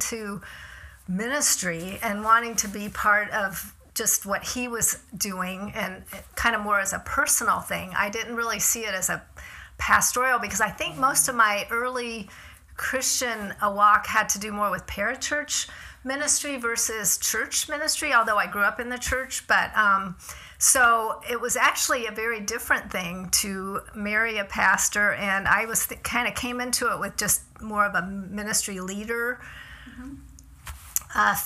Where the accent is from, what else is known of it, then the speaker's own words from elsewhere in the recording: Tampa, Florida, United States; moved away as an adult; I grew up in Florida, and she's still there, lives in, you know, the same, in Tampa where I grew up.